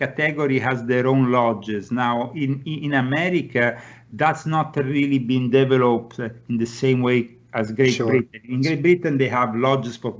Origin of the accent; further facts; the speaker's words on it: Italy; now in United States; I come from Italy, I didn't know anybody here